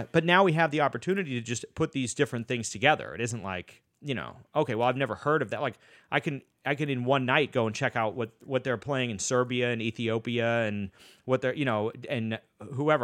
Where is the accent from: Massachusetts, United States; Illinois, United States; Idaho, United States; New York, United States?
Massachusetts, United States; Boston; moved away; I'm from Boston originally, and I went to school out there